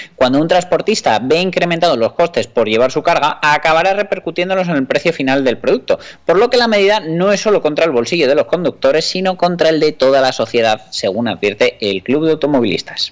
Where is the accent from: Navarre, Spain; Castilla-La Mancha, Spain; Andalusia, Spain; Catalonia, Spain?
Navarre, Spain; nosotros que somos navarros